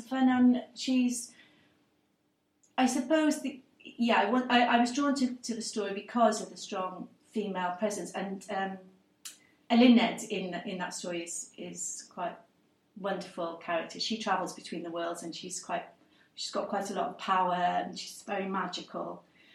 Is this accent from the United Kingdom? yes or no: yes; Cardiff, Wales, United Kingdom; first language English; I'm a Welsh person, Cardiff, born and bred. English is my first language